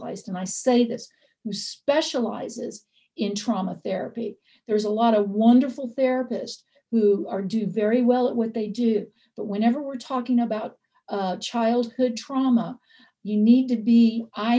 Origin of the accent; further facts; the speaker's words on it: the South, United States; I grew up in the South. I grew up in the Bible Belt